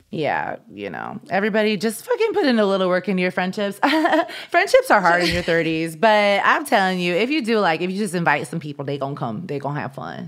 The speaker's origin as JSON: {"language": "English", "region": "Midwest", "country": "United States", "tie": "born or raised there", "moved": "yes", "lives_now": "Los Angeles, United States", "said": "growing up in the Midwest"}